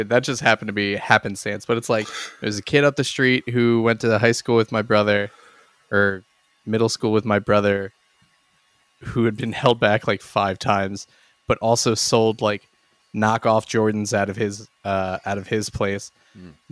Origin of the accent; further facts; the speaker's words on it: Exton, Pennsylvania, United States; because I feel like my hometown was a like slightly nicer trailer park than literally the rest of Exton. The Netherlands. No, uh, Bryn Aaron in Exton, uh, or Frazer, technically, I guess.